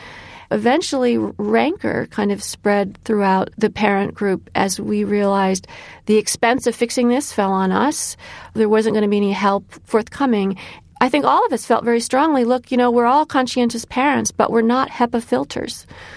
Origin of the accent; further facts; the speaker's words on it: Illinois, United States; My son Elijah is named after a 19th century abolitionist from my home state of Illinois